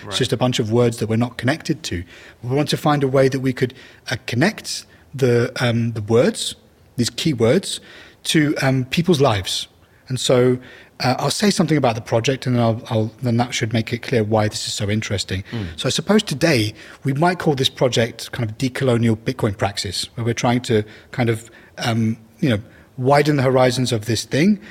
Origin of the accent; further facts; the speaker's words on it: Iraq; moved away; I'm originally from Iraq